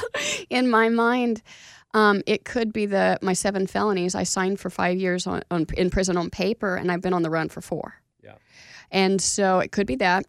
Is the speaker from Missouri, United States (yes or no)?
no; Oklahoma, United States; moved away; I was from Oklahoma